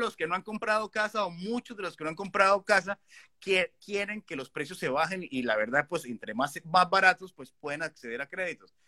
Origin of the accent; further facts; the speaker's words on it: Colombia; moved away as an adult; now in Canada; que somos de Colombia